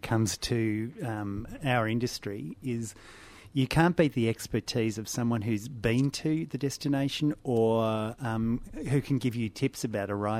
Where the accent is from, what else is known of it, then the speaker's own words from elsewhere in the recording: Australia; accent: Australian; my Australian accent